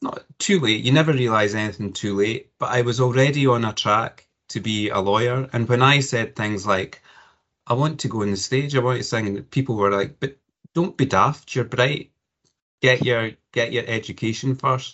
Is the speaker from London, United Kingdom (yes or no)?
no; Cumbernauld, Scotland, United Kingdom; So I was born and educated in Cumbernauld, not far from Glasgow.